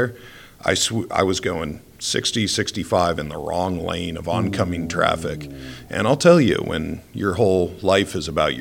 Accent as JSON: {"language": "English", "region": "Rhode Island", "country": "United States", "tie": "born or raised there", "moved": "as an adult", "lives_now": "Idaho, United States", "said": "I grew up in Rhode Island with tons of ice"}